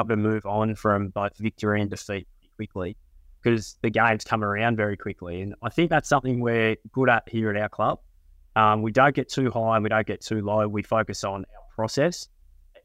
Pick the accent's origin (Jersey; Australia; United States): Australia; Queensland; now in Sydney, Australia; I am a Queenslander working in Sydney's most famous club